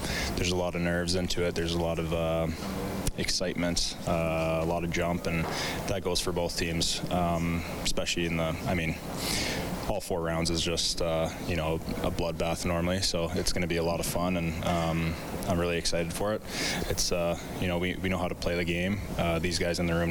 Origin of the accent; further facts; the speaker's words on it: Edmonton, Alberta, Canada; growing up in Edmonton